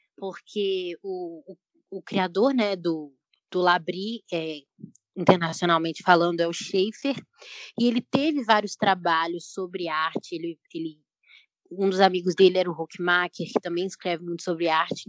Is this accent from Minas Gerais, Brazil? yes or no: yes; Belo Horizonte, Minas Gerais, Brazil; eu tenho 22 anos, sou de BH